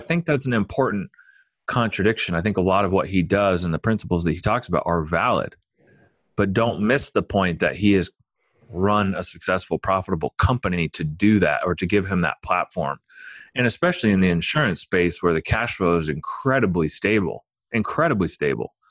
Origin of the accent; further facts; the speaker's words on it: Omaha, Nebraska, United States; I grew up in Omaha